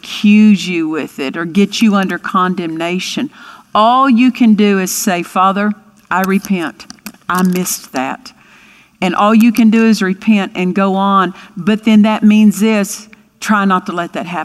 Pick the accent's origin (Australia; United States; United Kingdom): United States; Altus, Oklahoma; I grew up in Altus, Oklahoma, and had a wonderful home life there